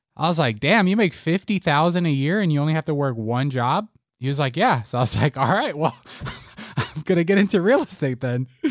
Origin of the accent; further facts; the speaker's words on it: Las Vegas, Nevada, United States; also born or lived in Puerto Rico; I was born in Puerto Rico, um, moved to Las Vegas when I was six years old